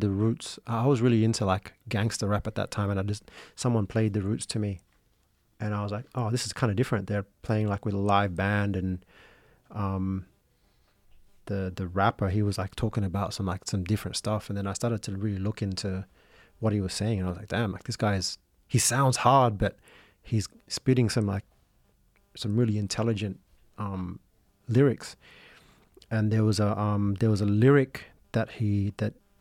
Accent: Sydney, New South Wales, Australia; an Indonesian kid growing up in Sydney with no relatives here

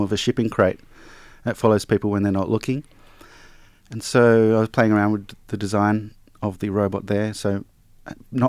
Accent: Nowra, New South Wales, Australia; I grew up in North Nowra

